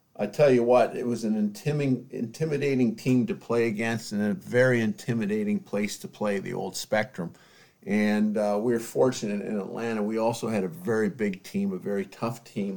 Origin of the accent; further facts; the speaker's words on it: London, Ontario, Canada; moved away; I was still a kid growing up in London, Ontario.